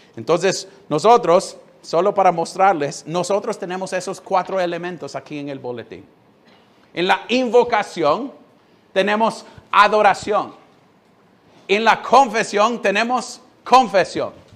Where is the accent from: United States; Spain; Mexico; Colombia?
United States; Spanish is a second language; now in Honduras; Yo siendo gringo